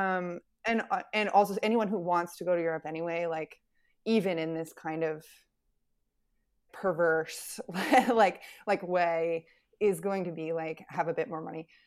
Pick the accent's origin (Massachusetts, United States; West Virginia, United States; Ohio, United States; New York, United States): West Virginia, United States; moved away; I grew up in West Virginia